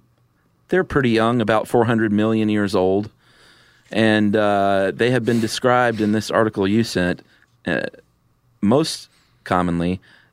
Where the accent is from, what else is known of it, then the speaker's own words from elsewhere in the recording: the South, United States; I grew up in the South.